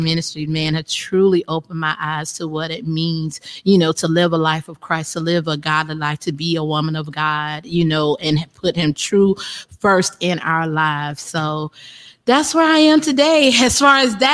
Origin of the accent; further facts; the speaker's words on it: Effingham, South Carolina, United States; also born or lived in Florence, South Carolina / Miami; in Effingham, South Carolina